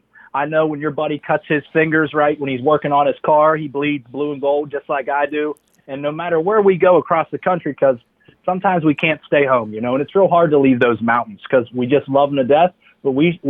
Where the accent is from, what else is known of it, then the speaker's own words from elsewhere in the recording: West Virginia, United States; now in Tampa, United States; born and raised in a little steel town